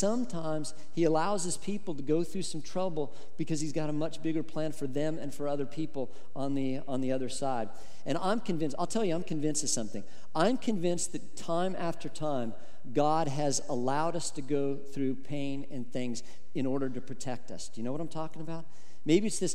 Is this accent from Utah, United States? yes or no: no; Colorado, United States; moved away as an adult; back to Colorado to be a pastor in my home state in Colorado